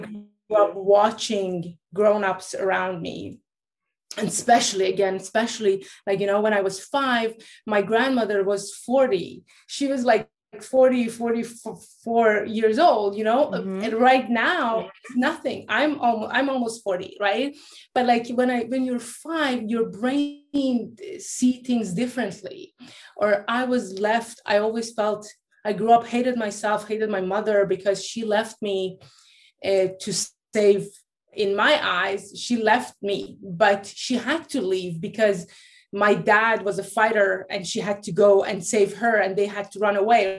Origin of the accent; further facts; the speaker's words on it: Norway; also born or lived in Iran; I was born in Iran. My parents are Persian, but I grew up in Norway because, like, they moved from Iran after the revolution to Norway